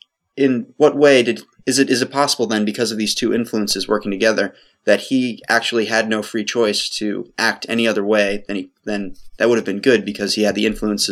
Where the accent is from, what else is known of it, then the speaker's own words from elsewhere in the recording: United States; I'm an American and I grow up with certain influences